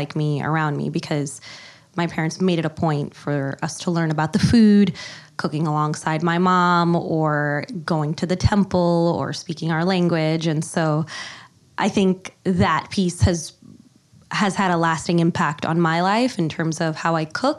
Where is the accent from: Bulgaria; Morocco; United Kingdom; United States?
United States; Staten Island, New York; What is a brown girl doing on Staten Island? Yeah, so I think there's a lot of misconceptions about Staten Island. We are definitely the forgotten borough.